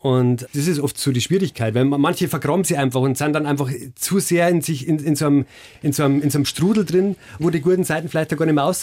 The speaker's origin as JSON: {"language": "German", "region": "Bavaria", "country": "Germany", "said": "Ich bin ja selber Oberpfälzer."}